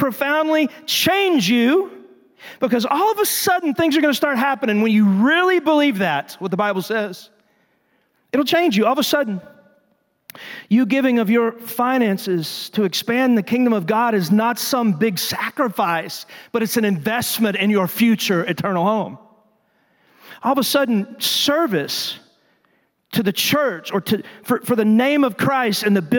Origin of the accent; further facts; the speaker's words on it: Texas, United States; I'm from Texas, dadgummit, the greatest state in the world